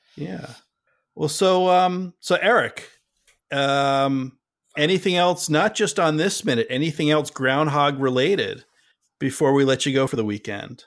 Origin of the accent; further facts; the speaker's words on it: New Jersey, United States; moved away; also born or lived in Massachusetts; I grew up in Jersey